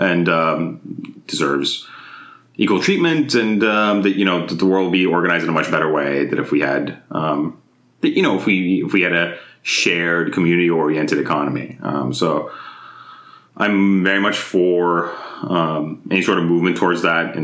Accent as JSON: {"language": "English", "town": "Izmir", "region": "İzmir", "country": "Turkey", "tie": "born or raised there", "also_born_or_lived": "Mississippi / Orange County, California", "moved": "yes", "lives_now": "United States", "said": "So growing up in Turkey, I was like growing up in Izmir, which is like a city on the western coast of Turkey"}